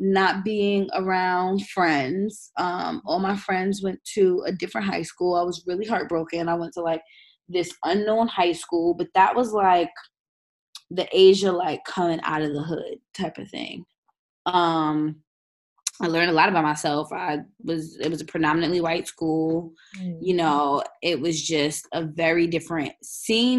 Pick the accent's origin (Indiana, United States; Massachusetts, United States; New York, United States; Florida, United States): New York, United States; New York City; I grew up in Southside, Jamaica, Queens. Still live here.